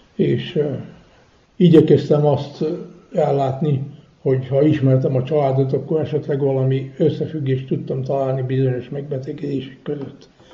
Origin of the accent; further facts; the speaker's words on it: Feketić, Vojvodina, Serbia; also born or lived in Rakovó (birthplace); jöttünk hegyesre, és itt közben tudtunk magyarul